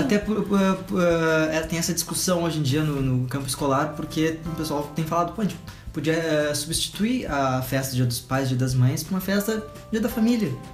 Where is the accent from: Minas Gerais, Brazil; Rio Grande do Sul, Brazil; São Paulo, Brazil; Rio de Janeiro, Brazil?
Rio Grande do Sul, Brazil; Pelotas; moved away; a minha mãe, ela é de Pelotas, Rio Grande do Sul, de onde eu sou também